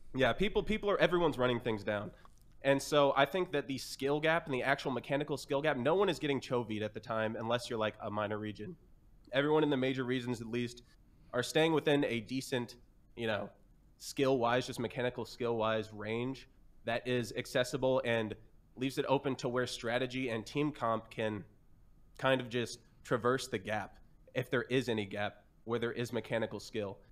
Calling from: Kansas City, Missouri, United States; I'm calling from Kansas City, Missouri

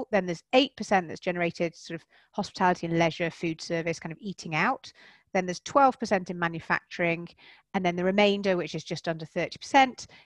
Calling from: South West England, United Kingdom; I am. Yep, I'm in Wiltshire, um, so just about an hour, hour and a bit outside of London

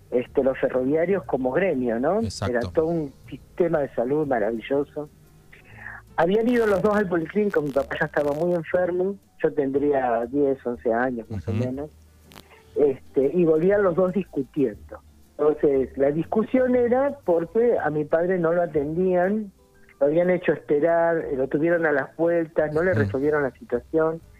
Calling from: General Pico, La Pampa, Argentina; Estoy en General Pico, voy y vengo de Pico a ah. Santa Rosa.

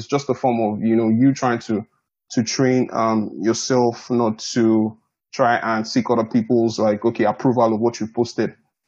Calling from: Canberra, Australian Capital Territory, Australia; I'm tuning in from Canberra, Australia, actually.

